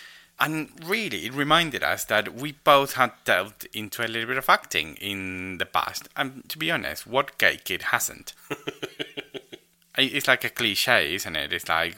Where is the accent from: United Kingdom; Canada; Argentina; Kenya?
Argentina; moved away; I'm Argentinian.